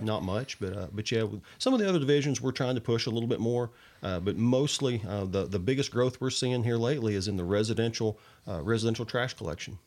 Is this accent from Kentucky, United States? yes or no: yes; Kentucky, United States; also born or lived in Indiana; I was really raised in Kentucky. I, I, I claim, you know, Kentucky, but I was born in Indiana